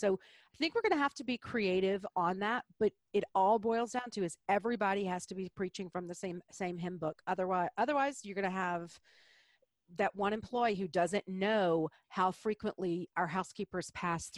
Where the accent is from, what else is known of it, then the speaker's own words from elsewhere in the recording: Deep South, United States; I'm from the Deep South